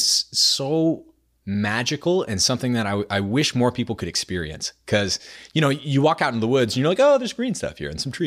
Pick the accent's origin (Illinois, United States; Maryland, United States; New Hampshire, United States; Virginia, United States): New Hampshire, United States; Center Harbor; moved away as an adult; now in Austin, United States; I grew up in New Hampshire. My parents still live there.